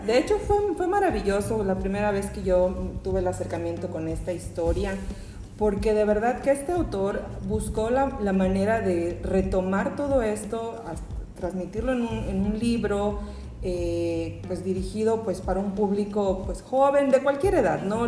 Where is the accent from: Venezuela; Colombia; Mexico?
Mexico; Yucatán; como yucateca, como yucatecos